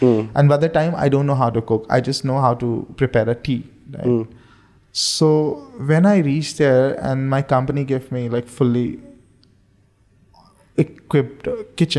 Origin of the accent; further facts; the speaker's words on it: India; moved away as an adult; now in Bahrain; I'm an Indian.